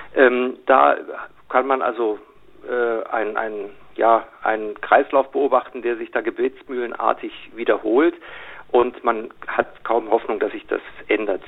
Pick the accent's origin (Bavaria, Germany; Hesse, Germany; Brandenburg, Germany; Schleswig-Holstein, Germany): Bavaria, Germany; Munich; als Münchner